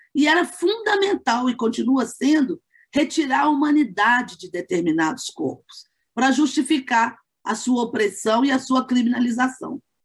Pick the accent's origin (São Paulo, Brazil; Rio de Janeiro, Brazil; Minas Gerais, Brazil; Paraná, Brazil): Minas Gerais, Brazil; Belo Horizonte; sou de Belo Horizonte